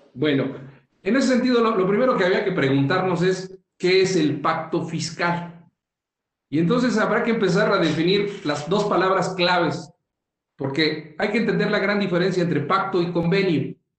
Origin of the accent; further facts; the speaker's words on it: Mexico; somos muchos los mexicanos